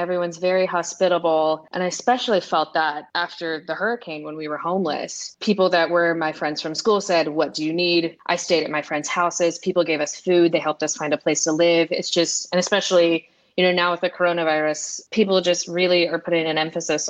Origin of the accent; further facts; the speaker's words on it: the South, United States; I would say that coming from the perspective of someone who's grown up here, it's very much community oriented. Everyone will make you feel welcome.